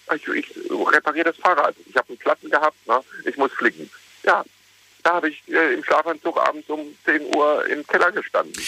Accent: Ruhr area, North Rhine-Westphalia, Germany; ich bin im Ruhrgebiet groß geworden, äh, in einer Bergbausiedlung

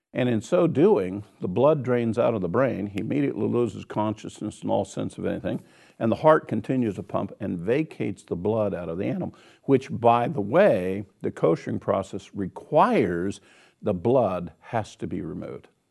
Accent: Kansas, United States; I'm from Kansas, so I say wash, wash it

